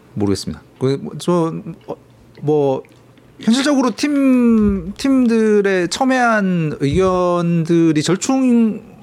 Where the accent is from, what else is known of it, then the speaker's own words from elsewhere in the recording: Changwon, South Gyeongsang, South Korea; moved away; 사실 제 고향은 그 제가 고향을 떠나온 뒤로 너무 많이 바뀌어가지고.